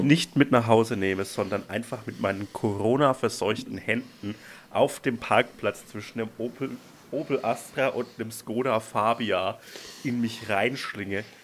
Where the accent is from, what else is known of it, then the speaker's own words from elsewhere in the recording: Franconian Switzerland, Franconia, Bavaria, Germany; moved away; da, wo ich herkomme